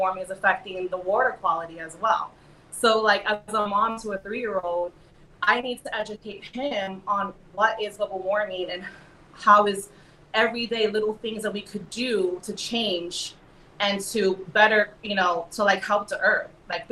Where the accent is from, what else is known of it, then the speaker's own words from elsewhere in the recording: New York City, New York, United States; moved away as an adult; now in Los Angeles, United States; I am from New York City originally, born in Manhattan, raised in Brooklyn